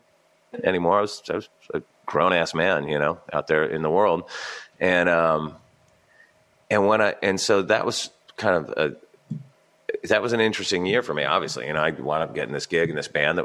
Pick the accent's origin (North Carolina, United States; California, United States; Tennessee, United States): California, United States; Santa Barbara; moved away; growing up in Santa Barbara, I had this kind of chip on my shoulder